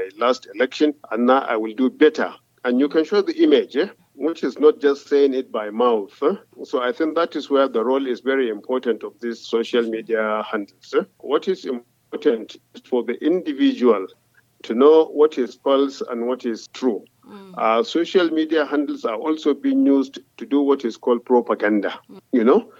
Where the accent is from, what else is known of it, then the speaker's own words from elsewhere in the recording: Kano, Kano State, Nigeria; I'm from the center of Kano City.